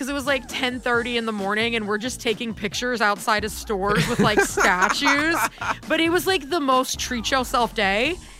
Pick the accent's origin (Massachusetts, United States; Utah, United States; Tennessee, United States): Tennessee, United States; Memphis; now in Tualatin, United States; Now, I'm originally from Memphis, Tennessee